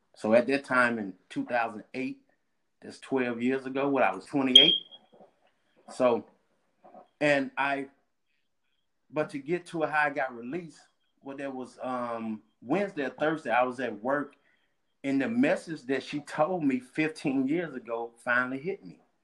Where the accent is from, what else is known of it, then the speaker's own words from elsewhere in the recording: Starkville, Mississippi, United States; I'm from Starkville, Mississippi. That's in central part of the state